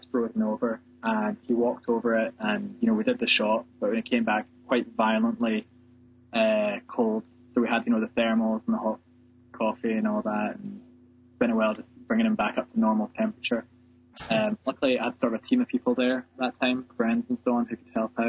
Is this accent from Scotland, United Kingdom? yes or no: yes; Scotland, United Kingdom; growing up in Scotland